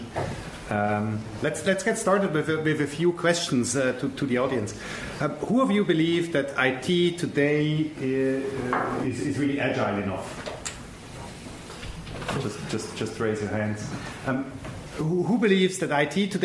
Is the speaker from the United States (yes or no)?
no; Switzerland; I'm from Switzerland